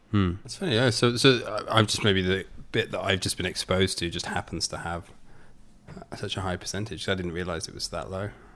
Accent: England, United Kingdom; moved away as an adult; also born or lived in Australia; now in United States; I lived in England up until the age of twenty-two. Then I was in Australia mainly for best part of four or five years, and then since then, yeah, been here.

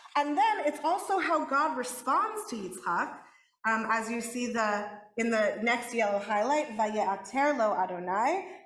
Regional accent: Los Angeles, California, United States; because I'm from

